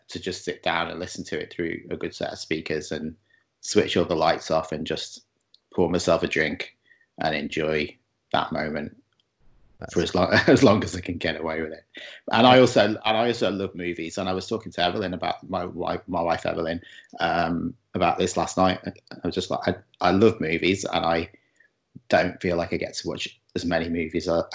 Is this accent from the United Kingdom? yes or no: yes; Chester, North West England, United Kingdom; moved away as an adult; now in Montreal, Canada; I'm from Chester, which is not far from Liverpool